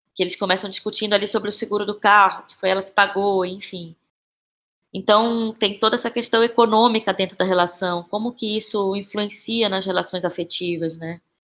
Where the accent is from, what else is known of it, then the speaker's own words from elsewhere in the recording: Belém, Pará, Brazil; now in São Paulo, Brazil; Eu sou de Belém